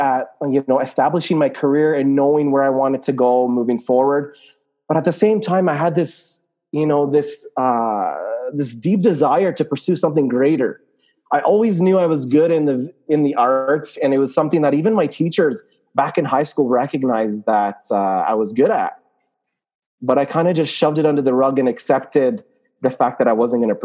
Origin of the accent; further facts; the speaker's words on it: Canada; also born or lived in Lebanon; I'm from Canada. I am a Muslim, Lebanese, Canadian